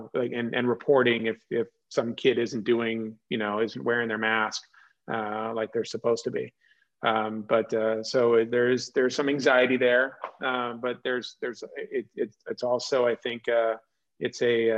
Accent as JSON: {"language": "English", "region": "California", "country": "United States", "tie": "born or raised there", "also_born_or_lived": "Oklahoma", "moved": "yes", "said": "I grew up in California"}